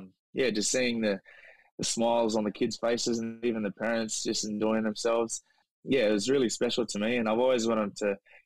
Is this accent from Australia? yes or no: yes; Queensland, Australia; but being born in Weewar, so I'm a Queenslander though.